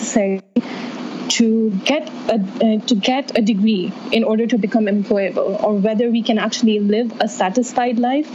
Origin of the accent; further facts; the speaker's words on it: Saudi Arabia; I come from Saudi Arabia, where we don't have that at all